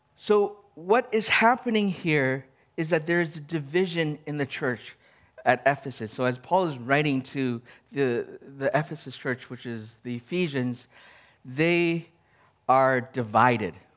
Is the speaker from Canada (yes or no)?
yes; Canada; I'm Canadian. I am Chinese